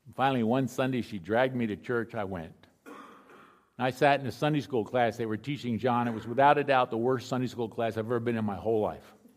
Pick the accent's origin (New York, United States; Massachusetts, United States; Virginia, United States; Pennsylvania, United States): Pennsylvania, United States; Philadelphia; I grew up in Philadelphia.